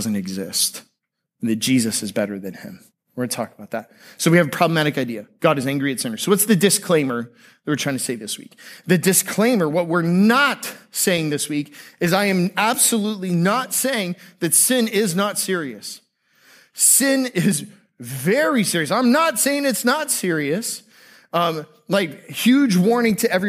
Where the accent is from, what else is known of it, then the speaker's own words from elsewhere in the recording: Tampa Bay area, Florida, United States; Growing up in the Tampa Bay area, I went to public high school